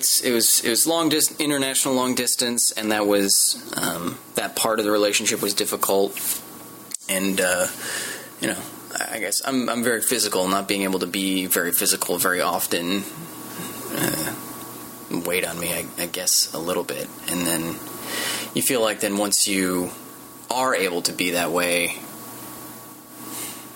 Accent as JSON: {"language": "English", "region": "Midwest", "country": "United States", "moved": "as an adult", "lives_now": "Los Angeles, United States", "said": "I come from the Midwest. I drove out here for Nerdist about a year ago"}